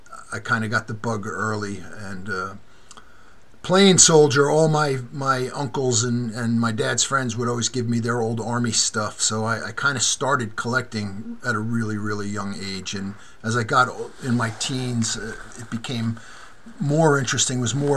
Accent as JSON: {"language": "English", "town": "New York City", "region": "New York", "country": "United States", "tie": "born or raised there", "also_born_or_lived": "Germany", "moved": "as an adult", "said": "growing up in New York City in the late 60s, early 70s"}